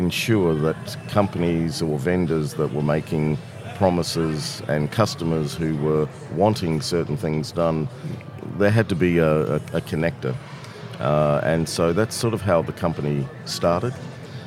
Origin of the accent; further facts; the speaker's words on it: Australia; moved away as an adult; also born or lived in Toronto, Canada; now in Canada; I'm originally from Australia and moved to Canada